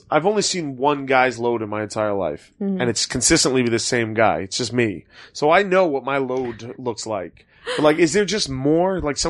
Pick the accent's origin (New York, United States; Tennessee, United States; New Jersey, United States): New York, United States; New York City; I come from New York City.